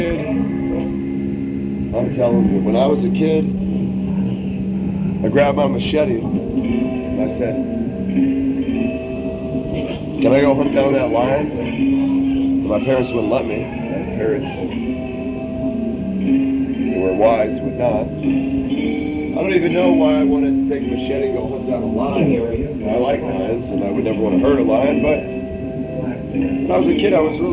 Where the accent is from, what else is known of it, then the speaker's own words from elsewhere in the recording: Gainesville, Florida, United States; I was born in Gainesville, Florida. I grew up on 15 acres.